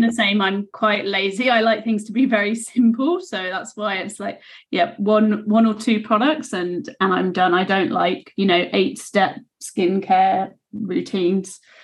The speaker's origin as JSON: {"language": "English", "country": "United Kingdom", "also_born_or_lived": "Australia", "said": "I'm I'm British"}